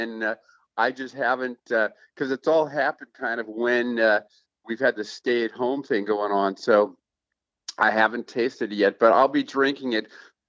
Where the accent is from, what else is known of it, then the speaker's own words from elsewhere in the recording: Oakland, California, United States; I'm an older generation. I don't know your viewers and your podcast, but I'm over twice your age. So when I was brought up in Oakland